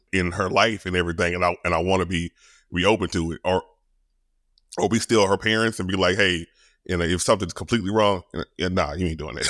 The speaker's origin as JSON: {"language": "English", "region": "Louisiana", "country": "United States", "said": "I'm from Louisiana, I'm country."}